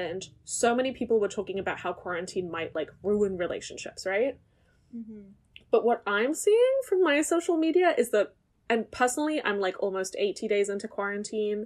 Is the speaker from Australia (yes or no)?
no; Germany; moved away; I grew up in Germany